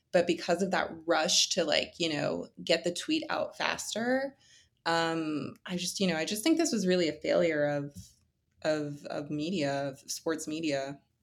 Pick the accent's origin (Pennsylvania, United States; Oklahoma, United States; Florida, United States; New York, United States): Pennsylvania, United States; Philadelphia; I'm from Philly, so, you know, Harden's come to my city.